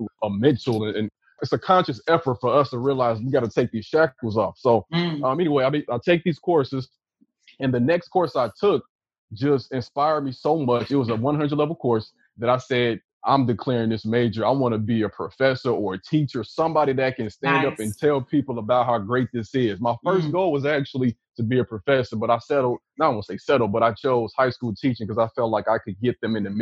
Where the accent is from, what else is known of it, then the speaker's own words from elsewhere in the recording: Chicago, Illinois, United States; the dudes I grew up with in Chicago